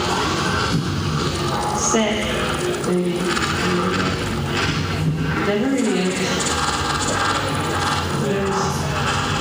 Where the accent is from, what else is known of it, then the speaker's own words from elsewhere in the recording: Netherlands; also born or lived in Amsterdam; I come from the Netherlands